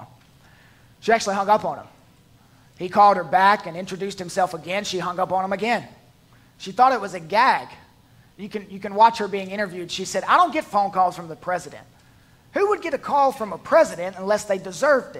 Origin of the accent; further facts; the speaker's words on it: the South, United States; I'm from the South. I'm used to fried snacks.